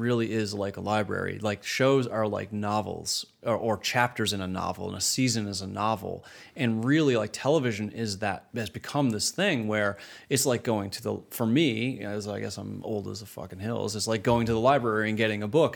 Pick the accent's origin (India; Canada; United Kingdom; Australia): Canada; moved away as an adult; growing up in Canada, starting my career in Canada